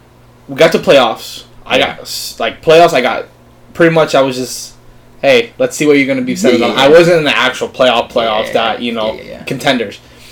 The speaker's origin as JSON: {"language": "English", "town": "Miami", "region": "Florida", "country": "United States", "tie": "born or raised there", "said": "Miami is funny because I, like I said, after kind of growing up around the Miami area, like, mm-hmm. I was never, like, a Florida fan."}